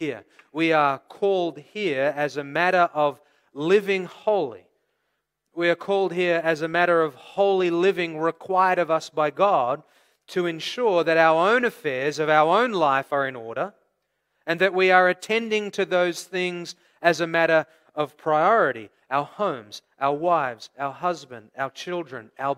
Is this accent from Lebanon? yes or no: no; Australia; moved away; also born or lived in California; I come from Australia originally, the land of bushfires.